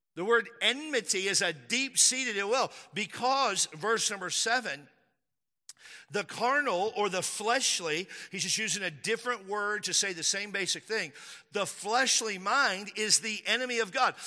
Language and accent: English; Texas, United States; I'm from Texas.